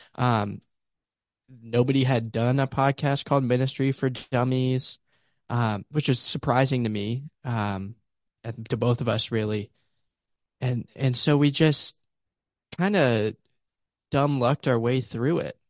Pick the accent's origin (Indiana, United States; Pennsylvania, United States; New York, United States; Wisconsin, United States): Pennsylvania, United States; Pittsburgh; also born or lived in Ames, Iowa / Lamoni, Iowa; now in Houston, United States; originally from Pittsburgh, Pennsylvania